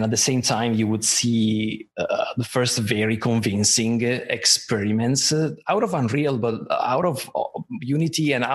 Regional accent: Italy; moved away; I'm originally from Italy.

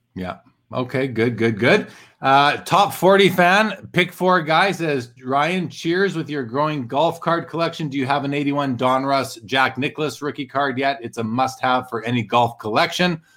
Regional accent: Canada; born or raised there

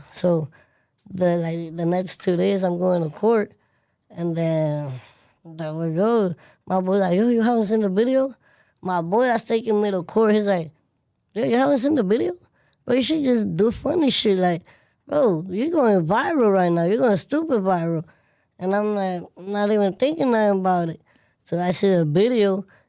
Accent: West Palm Beach, Florida, United States; raised in Florida, in Palm Beach, West Palm Beach.

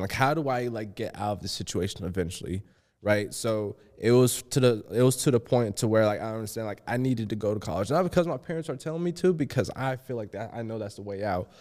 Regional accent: Georgia, United States; accent: country; a little bit of my country accent comes out

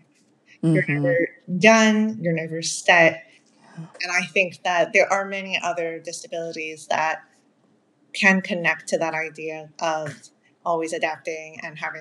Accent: Maryland, United States; first language Spanish; English is a second language; I grew up in Maryland in the United States.

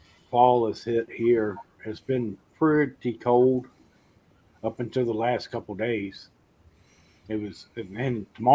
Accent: Lynchburg, Virginia, United States; moved away; also born or lived in Amherst County, Virginia; I was actually born and raised in Lynchburg, which is about 3.5 hours from Richmond.

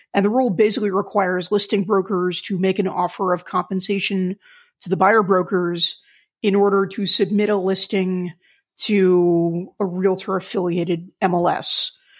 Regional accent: Wyckoff, New Jersey, United States; my hometown of Wyckoff, New Jersey

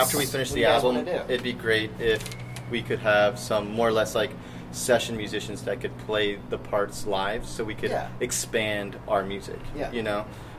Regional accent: Mechanicsville, Virginia, United States; I am originally from Mechanicsville, Virginia.

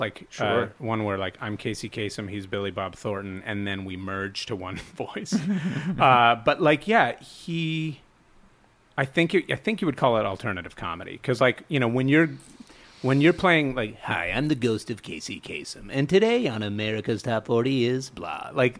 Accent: Montreal, Quebec, Canada; Well, I grew up, my parents spoke French because I'm from Montreal, and my dad was born in Chicago, but his parents are from France.

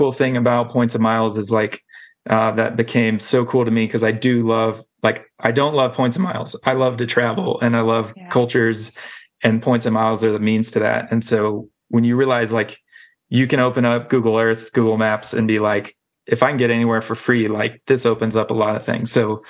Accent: the South, United States; Like I grew up in the South, very like one way to do things, one way to dress and all that.

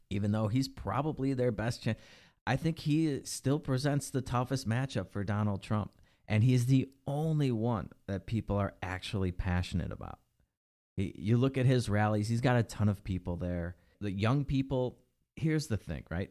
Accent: Illinois, United States; Illinois, my home state.

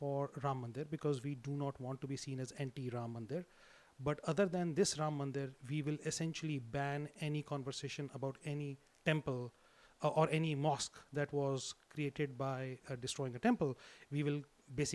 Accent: Delhi, India; Delhi is where I grew up. And I grew up actually in South Delhi, very, very close to where the Qutub Minar is

